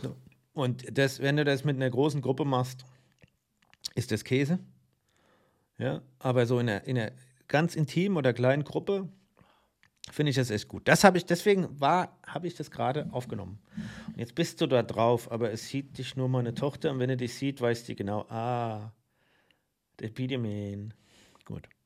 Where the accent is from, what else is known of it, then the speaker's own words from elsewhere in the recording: Mainz, Rhineland-Palatinate, Germany; Ich bin Mainzer